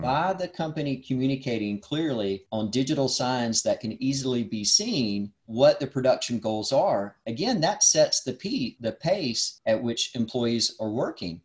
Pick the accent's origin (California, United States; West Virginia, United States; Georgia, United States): Georgia, United States; Dalton; I grew up in North Georgia near Dalton, Georgia